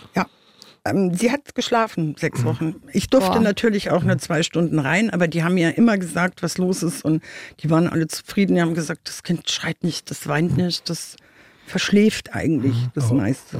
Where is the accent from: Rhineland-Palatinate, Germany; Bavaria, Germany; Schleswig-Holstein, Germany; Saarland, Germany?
Bavaria, Germany; Munich; now in Wiesbaden, Germany; ursprünglich komme ich aus München